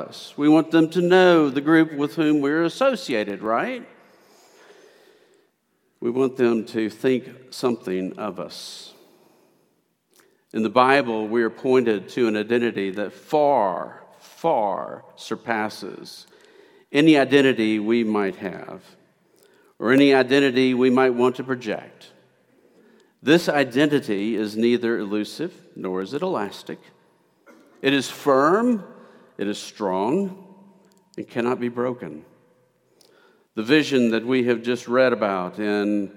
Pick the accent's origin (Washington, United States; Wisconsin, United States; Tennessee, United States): Tennessee, United States; Memphis; moved away; also born or lived in Prattville, Alabama; I'm originally from East Memphis